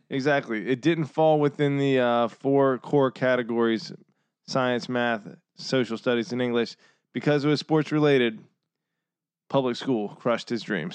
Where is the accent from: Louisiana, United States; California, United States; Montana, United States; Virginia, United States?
Virginia, United States; Northern; I'm from Northern Virginia. I'm a fucking, you know, uh, city boy, city slicker. to all, to all my fellow Virginians